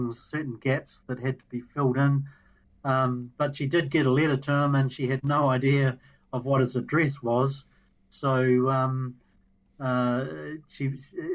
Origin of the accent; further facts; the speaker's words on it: New Zealand; proud to be a New Zealander.